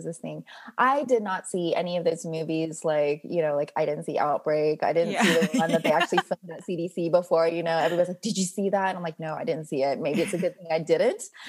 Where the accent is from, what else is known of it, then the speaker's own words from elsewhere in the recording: Gwinnett County, Georgia, United States; I'm from Gwinnett County.